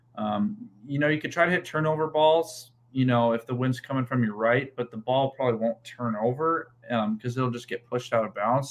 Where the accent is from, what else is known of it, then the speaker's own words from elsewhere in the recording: Helena, Montana, United States; moved away as an adult; So I'm from Helena, Montana. I um, I grew up in Montana, was born and raised there